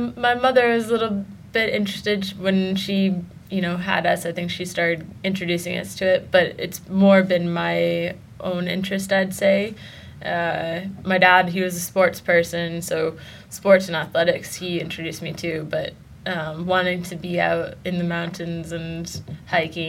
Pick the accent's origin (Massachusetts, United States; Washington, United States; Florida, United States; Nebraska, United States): Massachusetts, United States; Foxborough; moved away as an adult; also born or lived in Boston, Massachusetts / Bethel, Maine / Tahoe, California; now in Åre, Sweden; Massachusetts for 12 years, Foxborough, so big American football town